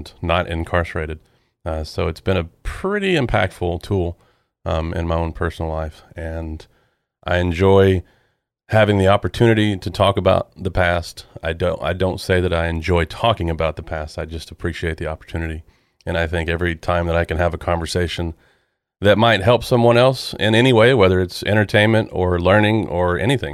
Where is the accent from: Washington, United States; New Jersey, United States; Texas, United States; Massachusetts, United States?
Texas, United States; Dallas; I'm here in Dallas, I've born and raised in Dallas. I lived here my whole life